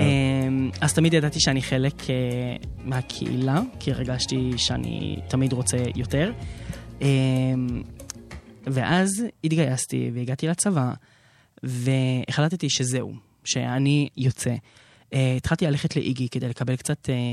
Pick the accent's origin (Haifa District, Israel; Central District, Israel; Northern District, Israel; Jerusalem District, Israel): Haifa District, Israel; Haifa; גדלתי שם למשפחה דתית